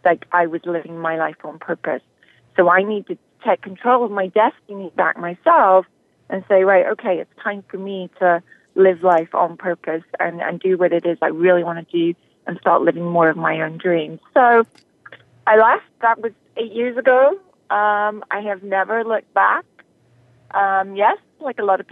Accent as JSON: {"language": "English", "region": "Northern Ireland", "country": "United Kingdom", "tie": "born or raised there", "also_born_or_lived": "London", "moved": "as an adult", "said": "I'm originally from Northern Ireland. I was brought up very much a country girl."}